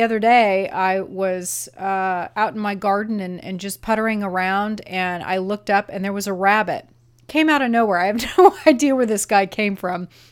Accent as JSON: {"language": "English", "region": "Arizona", "country": "United States", "tie": "born or raised there", "said": "I grew up in Arizona"}